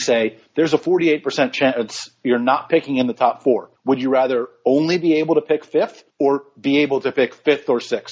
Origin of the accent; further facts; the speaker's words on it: New York, United States; I'm from New York